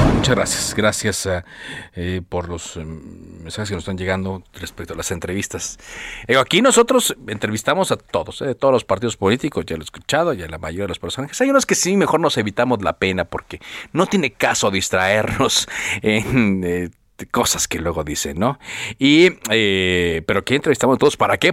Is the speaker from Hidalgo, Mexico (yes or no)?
no; Monterrey, Nuevo León, Mexico; yo soy de Monterrey, yo me acuerdo. yo, tengo 44 años